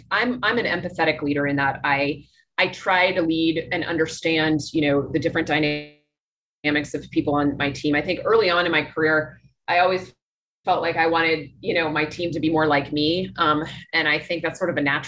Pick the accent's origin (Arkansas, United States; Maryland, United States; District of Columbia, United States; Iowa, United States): District of Columbia, United States; Washington; moved away as an adult; also born or lived in New York City / Philadelphia / Chicago; now in Nicaragua; I grew up in Washington, D.C.